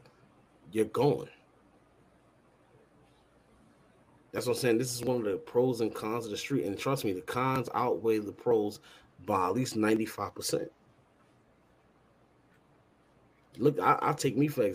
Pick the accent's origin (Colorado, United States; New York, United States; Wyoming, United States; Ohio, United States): New York, United States; New York City; also born or lived in Bronx; I grew up in Far Rockaway.